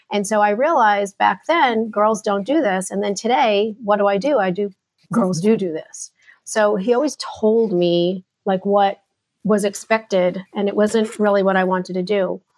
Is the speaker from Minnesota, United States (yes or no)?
no; New York, United States; also born or lived in New Jersey / Connecticut / Carolinas; now in Dallas, United States; But I was born in New Jersey, stayed there for a minute, and then we moved to New York. So I am a New Yorker.